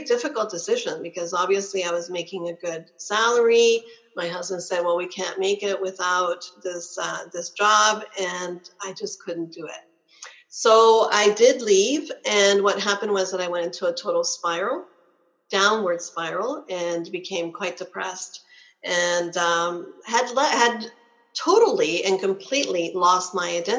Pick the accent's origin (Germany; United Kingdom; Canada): Canada; I'm Canadian.